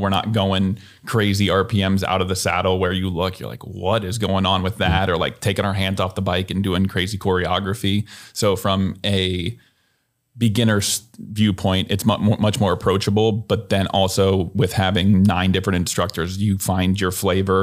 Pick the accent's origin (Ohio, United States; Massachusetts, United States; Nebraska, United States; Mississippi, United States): Nebraska, United States; Columbus; also born or lived in Lincoln, Nebraska; now in Omaha, United States; I'm from Columbus, I went to Lincoln